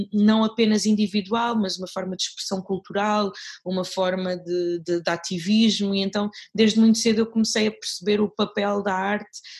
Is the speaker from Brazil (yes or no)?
no; Mozambique; now in Portugal; já vivo cá em Portugal há muito tempo, mas sou moçambicana, continuo a ser moçambicana, uh, nunca, nunca, nunca, nunca obtive a nacionalidade portuguesa